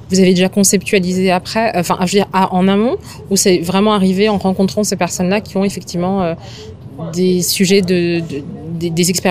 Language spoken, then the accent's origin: French; Madagascar; en tant que malgache